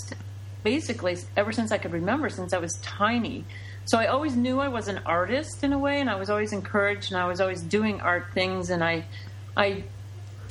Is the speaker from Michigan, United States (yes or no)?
yes; Detroit, Michigan, United States; I'm originally from Detroit, Michigan. I grew up there